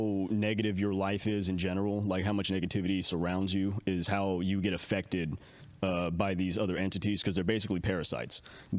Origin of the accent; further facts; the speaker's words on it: Castro Valley, California, United States; also born or lived in Hayward; Castro Valley, Hayward, okay. Foster care kicked me all over the place.